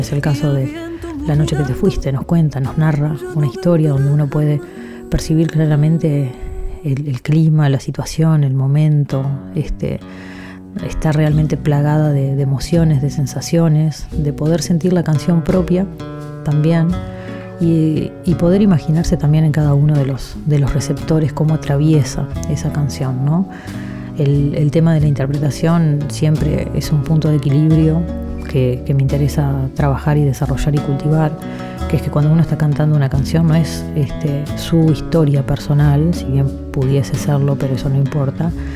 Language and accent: Spanish; San José de Mayo, San José, Uruguay; en San José, en mi ciudad natal